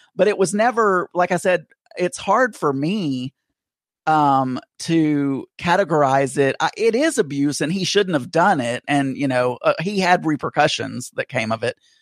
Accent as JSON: {"language": "English", "region": "South Arkansas", "country": "United States", "tie": "born or raised there", "said": "I grew up in Arkansas and in a very small town, about six thousand people."}